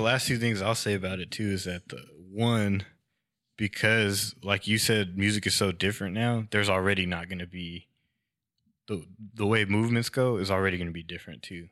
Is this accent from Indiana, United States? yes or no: no; Fresno, California, United States; I'm from Fresno, which is actually like further south than Sacramento